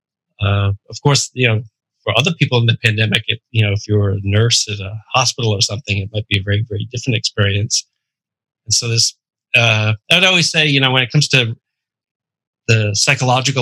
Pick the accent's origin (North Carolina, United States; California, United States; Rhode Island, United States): Rhode Island, United States; Providence; I'm from Rhode Island.